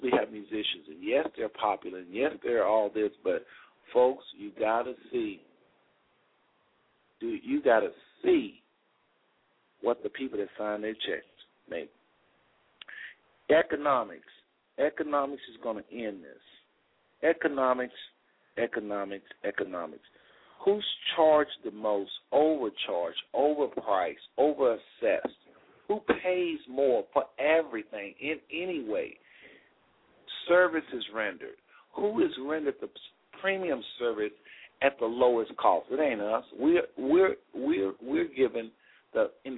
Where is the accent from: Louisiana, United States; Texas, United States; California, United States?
Texas, United States; now in Cincinnati, United States; I'm from Texas, really, but I live in Cincinnati